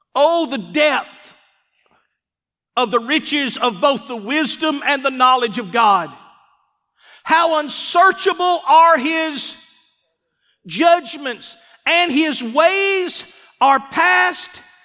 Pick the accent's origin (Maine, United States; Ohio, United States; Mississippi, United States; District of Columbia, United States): Mississippi, United States; Columbus; moved away as an adult; also born or lived in Starkville, Mississippi; now in Forest, United States; We're from Columbus, Mississippi. Starkville.